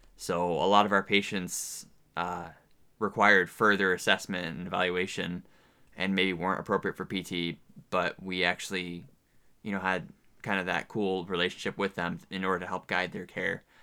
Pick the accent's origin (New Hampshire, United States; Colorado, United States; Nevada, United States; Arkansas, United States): New Hampshire, United States; moved away as an adult; also born or lived in upstate New York; now in Southeast Alaska, United States; I am from New Hampshire.